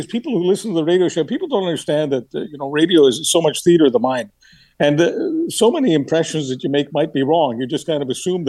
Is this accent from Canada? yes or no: yes; Canada; You know, this is sometimes of being a Canadian. Sometimes people say, how can that person call himself a Canadian?